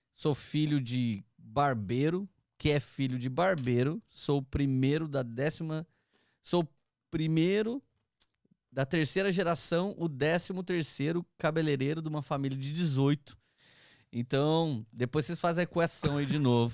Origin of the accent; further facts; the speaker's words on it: Taubaté, São Paulo, Brazil; also born or lived in Tremembé; eu sou de Taubaté, interior de São Paulo